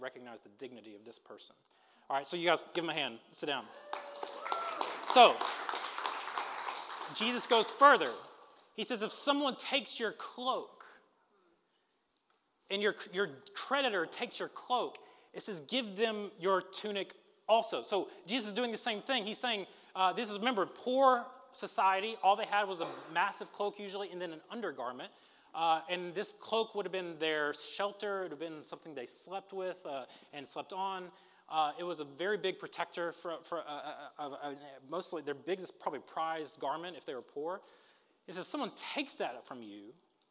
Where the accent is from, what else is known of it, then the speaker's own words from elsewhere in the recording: Alabama, United States; I'm from Alabama